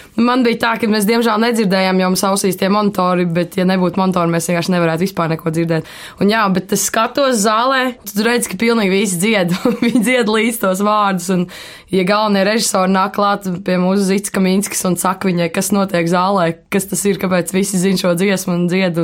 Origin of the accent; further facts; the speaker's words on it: Latvia; Latvijā es jūtos kā latvietis